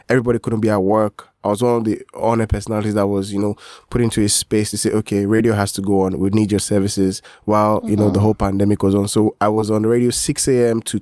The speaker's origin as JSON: {"language": "English", "region": "Lagos", "country": "Nigeria", "tie": "born or raised there", "said": "I grew up in Lagos all"}